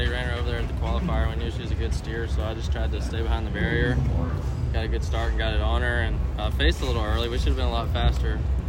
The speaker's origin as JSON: {"language": "English", "region": "Alabama", "country": "United States", "moved": "as an adult", "lives_now": "Carbon, United States", "said": "I am 21 years old, and I'm originally from Alabama, but I'm currently in Carbon, Texas, staying with Billy Bob Brown, and I go to college at Cisco College."}